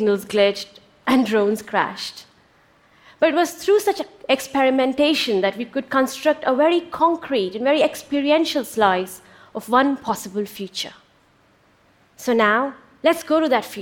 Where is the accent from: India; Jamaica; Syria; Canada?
India; born or raised there; moved away